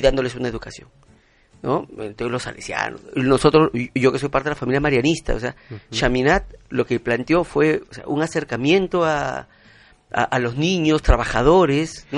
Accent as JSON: {"language": "Spanish", "country": "Peru", "said": "como ciudadano, como, como peruano"}